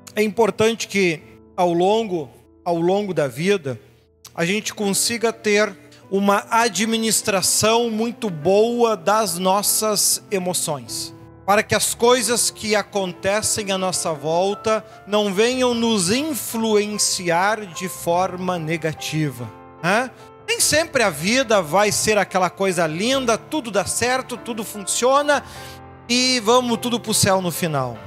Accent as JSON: {"language": "Portuguese", "country": "Brazil", "said": "somos pura e meramente brasileiros"}